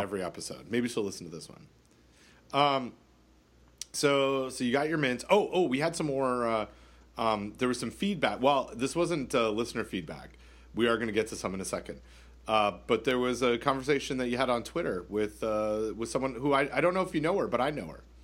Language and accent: English; Canada; I'm Canadian